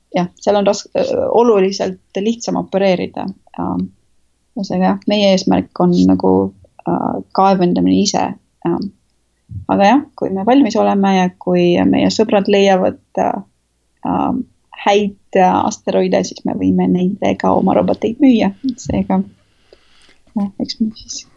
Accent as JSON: {"language": "Estonian", "country": "Estonia", "moved": "yes", "said": "ma olen eestlane"}